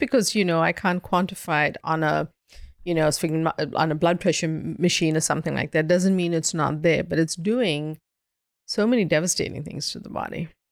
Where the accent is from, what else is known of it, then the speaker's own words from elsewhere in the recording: South Africa; now in Boston, United States; before I moved to Boston, I grew up in South Africa.